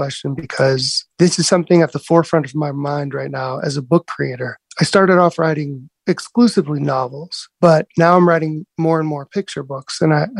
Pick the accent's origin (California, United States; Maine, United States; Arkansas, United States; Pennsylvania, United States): California, United States; National City; also born or lived in Cardiff by the Sea; now in New York City, United States; growing up in National City and then Cardiff by the Sea, moving to New York City, Brooklyn.